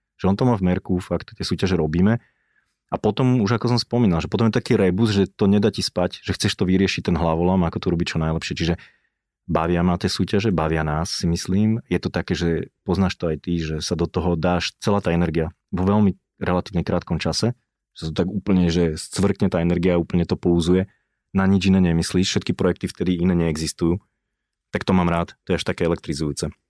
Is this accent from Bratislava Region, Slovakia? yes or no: yes; Bratislava, Bratislava Region, Slovakia; rodený som Bratislavčan, ale som z Vajnor